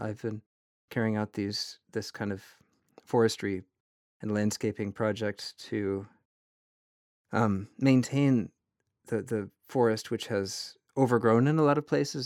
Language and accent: English; Vermont, United States; growing up in Vermont